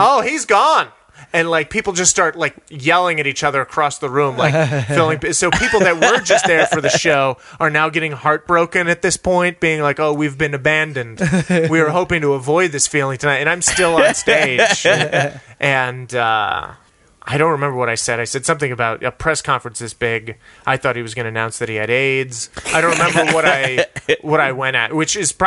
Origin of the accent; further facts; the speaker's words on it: El Paso, Texas, United States; also born or lived in Cleveland, Ohio; I was born in Cleveland, Ohio, and then moved to El Paso, Texas when I was 4